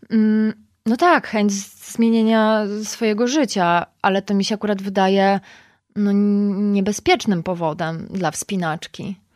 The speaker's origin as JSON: {"language": "Polish", "country": "Poland", "said": "że jestem z Polski"}